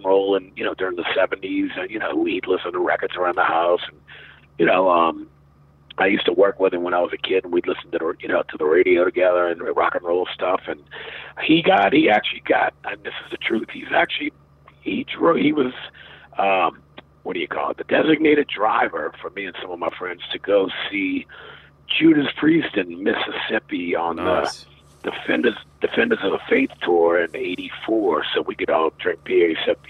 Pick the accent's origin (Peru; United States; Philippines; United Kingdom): United Kingdom; England; born there; I was born in England in 1965